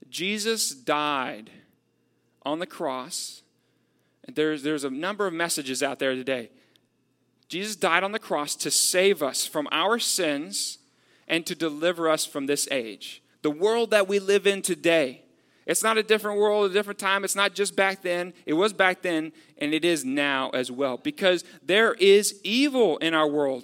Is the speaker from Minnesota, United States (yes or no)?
no; Texas, United States; I'm from Texas. Uh, so, like, growing up, I know, like, how Texans are with the, the concept of freedom.